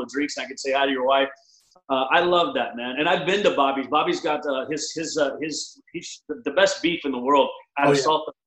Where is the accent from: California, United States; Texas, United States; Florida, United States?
Texas, United States; moved away; also born or lived in Dallas, Texas / Odessa, Texas / Oklahoma; I was born in Texas. I grew up in Dallas and Odessa, moved to Oklahoma back